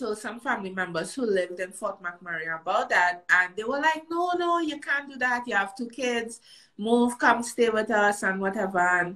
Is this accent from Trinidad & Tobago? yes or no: yes; Trinidad & Tobago; moved away as an adult; now in Canada; I'm a Canadian citizen. I was born here. And my mom, she's a Canadian citizen as well. She and my dad split when I was really young. And she took us back to Trinidad to live.